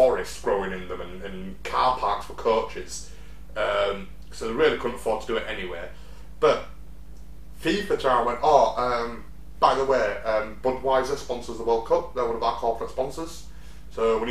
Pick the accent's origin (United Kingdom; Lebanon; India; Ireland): United Kingdom; England; as an Englishman